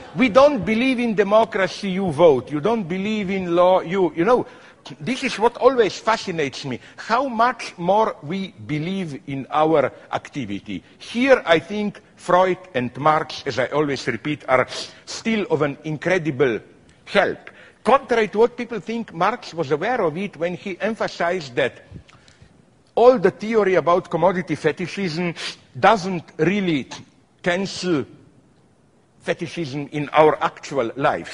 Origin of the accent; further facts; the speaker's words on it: Slovenia; I am from Slovenia, which is a small city republic